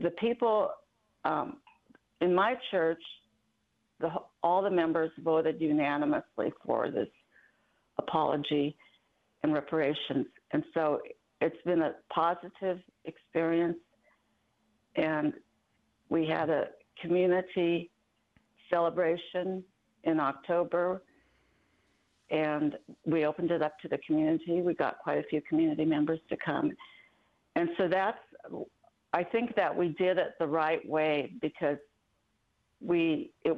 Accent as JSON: {"language": "English", "town": "Juneau", "region": "Alaska", "country": "United States", "tie": "born or raised there"}